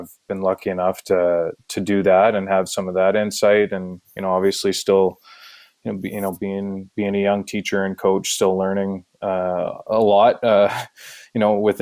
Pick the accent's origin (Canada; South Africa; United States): Canada; Manitoba; moved away; also born or lived in Ontario / Halifax; it reminded me a lot of home, right, being growing up in Manitoba